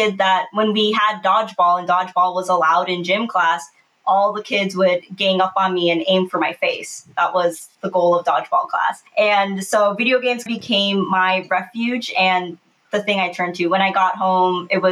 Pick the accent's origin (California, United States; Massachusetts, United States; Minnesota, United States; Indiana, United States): Minnesota, United States; I was born and raised in Minnesota